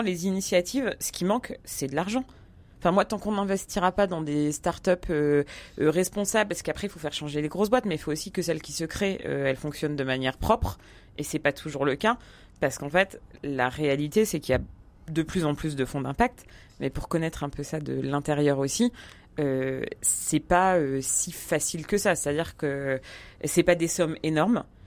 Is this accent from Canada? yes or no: no; Paris, Île-de-France, France; je suis parisienne, trentenaire